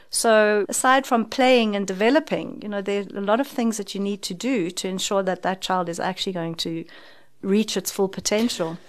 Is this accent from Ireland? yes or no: no; South Africa; as a South African